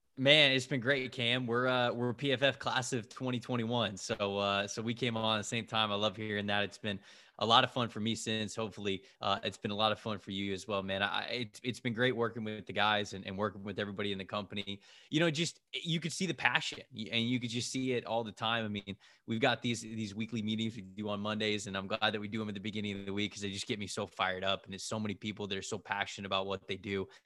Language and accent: English; just south of Tampa, Florida, United States; I'm from just south of Tampa and, and I grew up in Florida